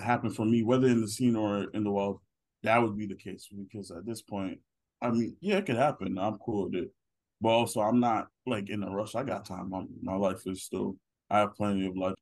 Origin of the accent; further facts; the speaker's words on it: Nigeria; I'm Nigerian.